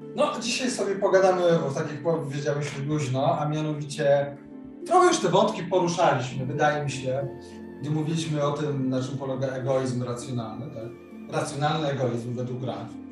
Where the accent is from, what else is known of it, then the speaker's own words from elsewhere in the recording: Warsaw, Masovian Voivodeship, Poland; u nas w Warszawie